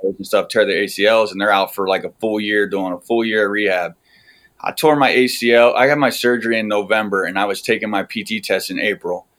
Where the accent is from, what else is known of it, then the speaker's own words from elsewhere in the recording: north central Pennsylvania, United States; moved away as an adult; also born or lived in California / Alaska / Utah; now in Maryland, United States; I am uh, north central Pennsylvania out in the country.